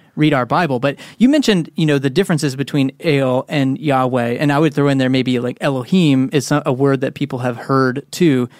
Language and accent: English; Texas, United States; moved away; also born or lived in Northeast US; growing up in Texas